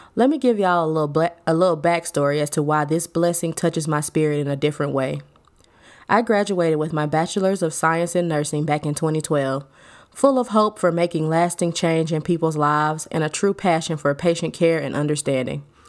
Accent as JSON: {"language": "English", "region": "Alabama", "country": "United States", "said": "I am from Alabama"}